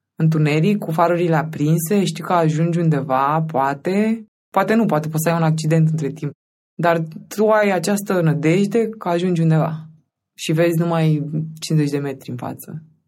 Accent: Romania; moved away; also born or lived in Craiova, Romania; Noi suntem din Constanța și Craiova

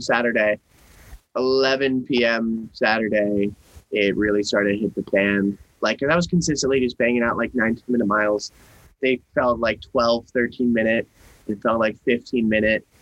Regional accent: Norwalk, Connecticut, United States; born or raised there; moved away

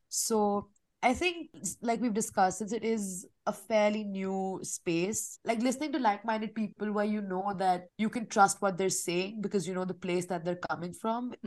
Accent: New Delhi, Delhi, India; I was born and raised in New Delhi in India

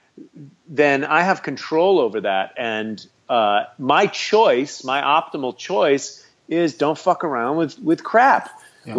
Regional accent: United States; I'm an American.

